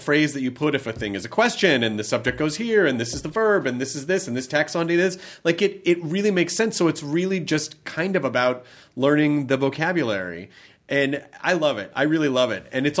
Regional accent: United States; And, you know, because we're American, you know, like, we all kind of have our own version of language, and we invent colloquialisms, and there's slang

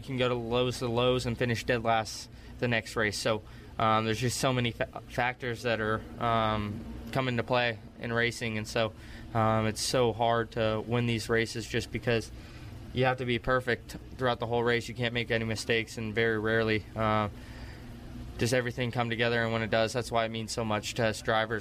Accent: Las Vegas, Nevada, United States; I grew up in Las Vegas

